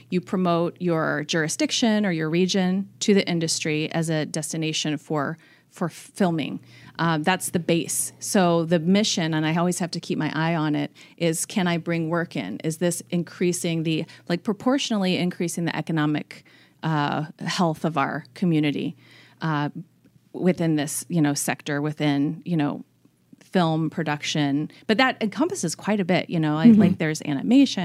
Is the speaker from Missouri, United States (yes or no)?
yes; St. Louis, Missouri, United States; moved away as an adult; also born or lived in Los Angeles, California; now in Kansas City, United States; I grew up in St. Louis, across the state. I was born in Los Angeles.